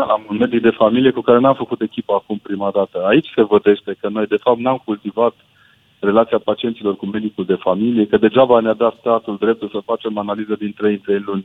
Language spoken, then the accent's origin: Romanian; Brașov, Brașov County, Romania; now in Sibiu, Romania; Eu sunt brașovean prin naștere, dar sunt sibian prin adopție